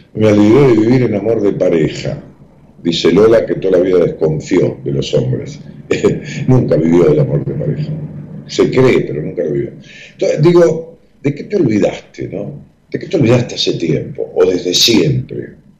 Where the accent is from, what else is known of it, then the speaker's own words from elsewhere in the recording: Ramos Mejía, Buenos Aires Province, Argentina; el grupo que nos reuníamos allá en, mi pueblo, en Ramos Mejía